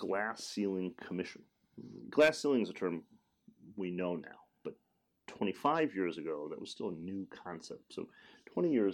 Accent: Detroit, Michigan, United States; In Detroit. I'm from the Motor City. I'm from the heartland

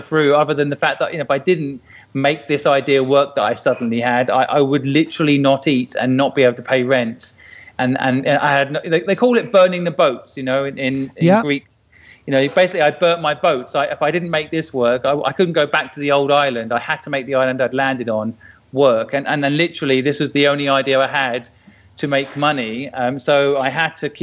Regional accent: St Neots, East of England, United Kingdom; I grew up in St. Neots in Cambridge

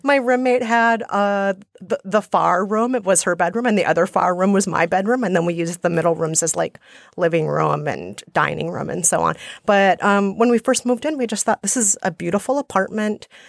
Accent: Minnesota, United States; accent: Minnesotan; also born or lived in India / Guatemala; now in New York, United States; So, I think I'm mostly a New Yorker now, but some people say I still sound like a Minnesotan

